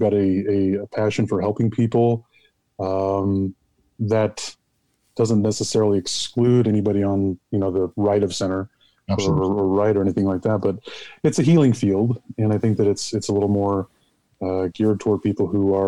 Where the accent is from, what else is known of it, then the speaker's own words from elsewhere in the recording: Utah, United States; now in Nevada, United States; I was born and raised in Utah, raised as a Catholic kid